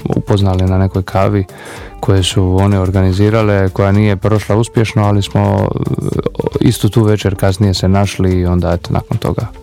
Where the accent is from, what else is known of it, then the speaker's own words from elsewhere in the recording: Šibenik, Šibenik-Knin County, Croatia; ja sam iz Šibenika